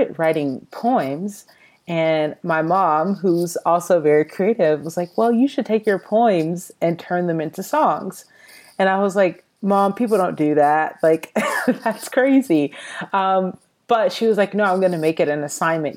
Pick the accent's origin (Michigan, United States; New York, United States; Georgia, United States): Georgia, United States; Atlanta; now in Los Angeles, United States; I'm originally from the Atlanta, Georgia area. I currently live in Los Angeles, California.